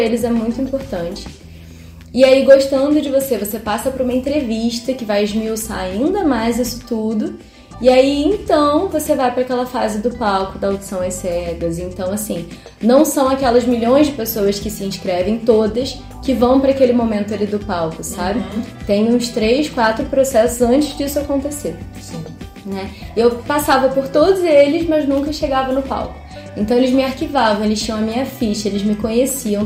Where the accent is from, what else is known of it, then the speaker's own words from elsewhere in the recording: Nova Friburgo, Rio de Janeiro, Brazil; sou carioca, vim morar em Friburgo com quatro aninhos